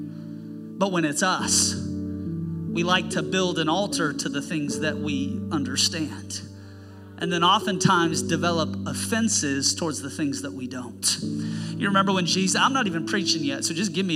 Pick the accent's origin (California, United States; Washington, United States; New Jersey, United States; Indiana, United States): Washington, United States; Seattle; now in Snohomish, United States; I was born and raised in Seattle, but I'd moved up north